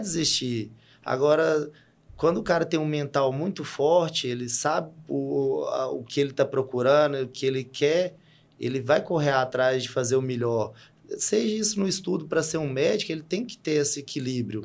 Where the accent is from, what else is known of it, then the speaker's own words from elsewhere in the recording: Sete Lagoas, Minas Gerais, Brazil; moved away as an adult; now in Unaí, Brazil; eu nasci em Sete Lagoas, cresci num bairro de média, baixa classe.